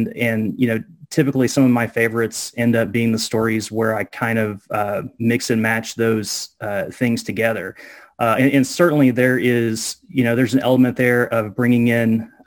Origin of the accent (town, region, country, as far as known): United States; born or raised there